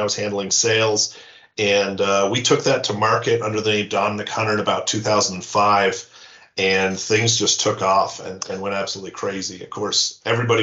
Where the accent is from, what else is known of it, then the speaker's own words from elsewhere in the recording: Newfoundland and Labrador, Canada; moved away; also born or lived in Yukon / Calgary, Alberta / Montreal; I was born in the Yukon and I grew up in Newfoundland.